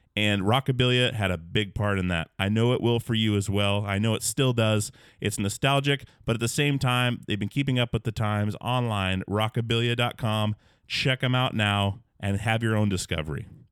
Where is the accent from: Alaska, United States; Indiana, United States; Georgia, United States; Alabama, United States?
Alaska, United States; growing up in Alaska, back in the woods where there was no internet